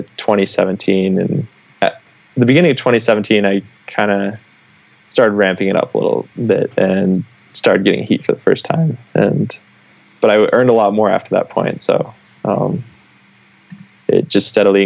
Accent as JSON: {"language": "English", "region": "Midwest", "country": "United States", "tie": "born or raised there", "said": "I grew up in the Midwest, or I was living in the Midwest."}